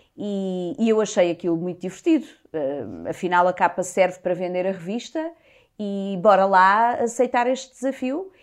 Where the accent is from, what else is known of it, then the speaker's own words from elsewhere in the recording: Portugal; also born or lived in Lisbon; cresci numa aldeia no Conselho do Cartaz. Sou de Lisboa, nasci cá, mas, mas cresci numa aldeia